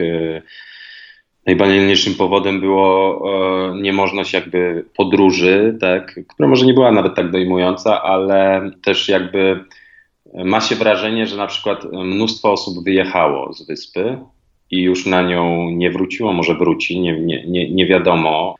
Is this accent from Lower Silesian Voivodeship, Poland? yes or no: no; Warsaw, Masovian Voivodeship, Poland; moved away as an adult; also born or lived in Fuerteventura; jednak wychowałem się w Warszawie, mieszkałem w Warszawie, to jest moje naturalne środowisko